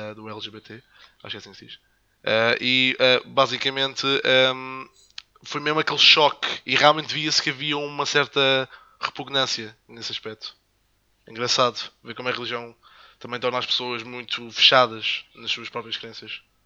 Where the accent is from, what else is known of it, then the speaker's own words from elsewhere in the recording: Madeira, Portugal; also born or lived in the Salesian school on the island; now in mainland Portugal; sou de Madeirense também